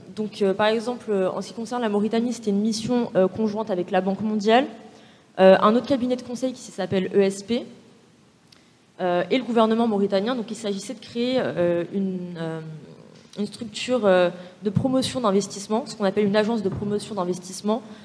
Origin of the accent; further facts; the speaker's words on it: Val-de-Marne, near Orly, Île-de-France, France; also born or lived in Algeria; je suis née, j'ai grandi euh, en banlieue euh, dans le 94, vers Orly